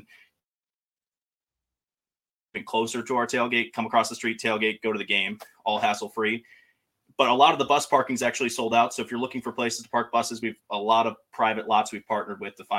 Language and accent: English; Buffalo, New York, United States; I'm from Buffalo.